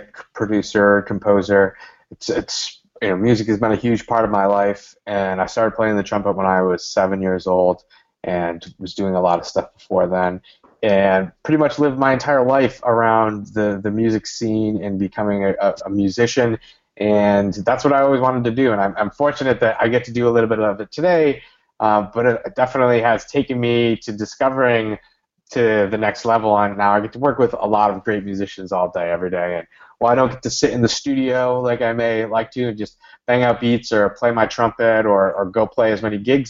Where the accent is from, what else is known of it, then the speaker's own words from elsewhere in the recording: Syracuse, New York, United States; I'm from Syracuse